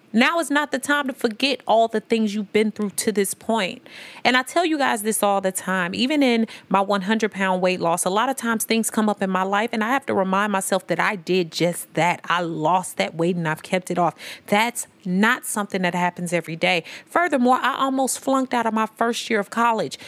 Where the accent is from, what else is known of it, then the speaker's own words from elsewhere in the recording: St. Louis, Missouri, United States; also born or lived in Memphis, Tennessee; I'm from Saint Louis and Memphis, but I'm from the S T L M O three one four